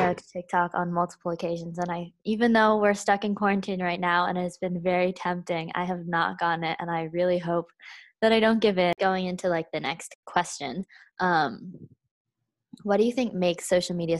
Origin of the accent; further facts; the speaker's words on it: United States; I'm Chinese American